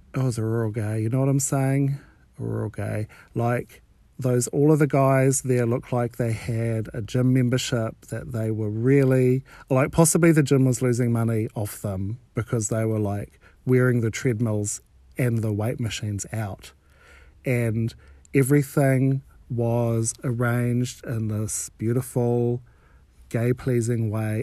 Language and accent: English; New Zealand; I'm from New Zealand